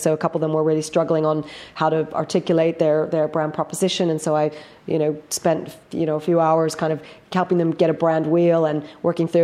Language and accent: English; United States; moved away as an adult; now in London, United Kingdom; being American in in London in the tech scene